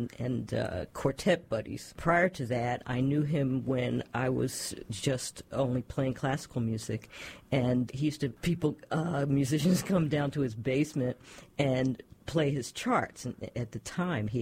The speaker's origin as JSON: {"language": "English", "town": "Philadelphia", "region": "Pennsylvania", "country": "United States", "tie": "born or raised there", "said": "I grew up in Philadelphia, in West Philly"}